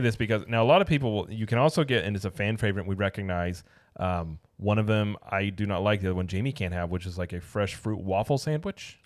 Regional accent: Springfield, Missouri, United States; moved away; growing up in Springfield, like, we're really near Branson

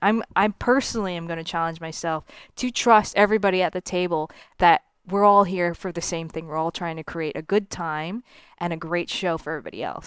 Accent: Miami, Florida, United States; moved away; when I was a kid growing up in South Florida

